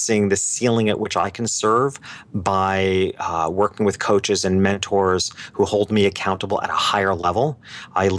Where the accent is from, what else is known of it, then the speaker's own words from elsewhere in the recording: New York City, New York, United States; moved away as an adult; now in Miami Beach, United States; being a New Yorker and having lived there my whole life in New York City and the surrounding areas